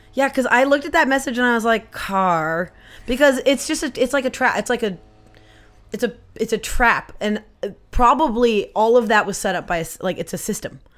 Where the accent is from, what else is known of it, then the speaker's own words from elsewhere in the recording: Poulsbo, Washington, United States; I grew up in Polesbo, which is just, it's on the Kitsap Peninsula